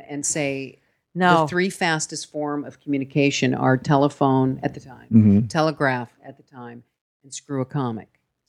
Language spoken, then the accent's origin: English; Merced, California, United States; born or raised there; also born or lived in San Francisco